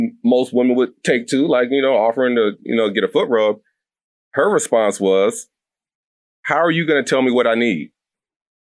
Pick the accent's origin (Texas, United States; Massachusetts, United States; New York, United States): Texas, United States; also born or lived in North Carolina / Tennessee / Georgia; now in Philadelphia, United States; I'm a Southern man to a T, born and raised in Texas. I lived in North Carolina, Tennessee, and Georgia all before coming to Philly.